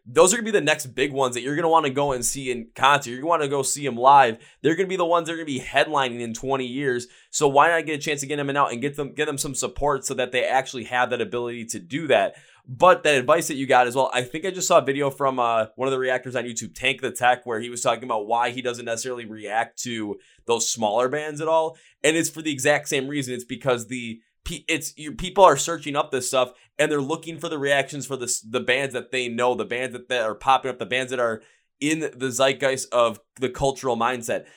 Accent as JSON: {"language": "English", "region": "Wisconsin", "country": "United States", "said": "I'm from Wisconsin"}